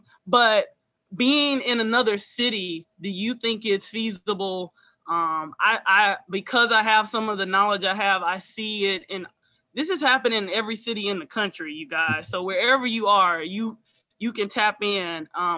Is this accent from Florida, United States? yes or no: no; Houston, Texas, United States; I'm originally from Houston. My dad was born and raised in Fifth Ward.